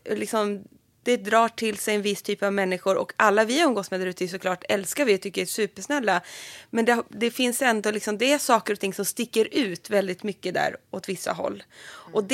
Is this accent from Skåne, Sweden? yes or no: no; Alnö, Västernorrland County, Sweden; Nej, jag är från Alnö utanför Sundsvall.